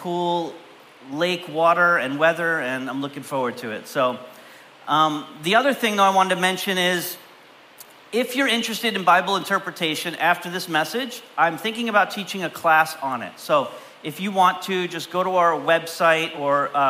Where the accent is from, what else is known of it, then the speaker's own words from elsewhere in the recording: Canada; I grew up in Canada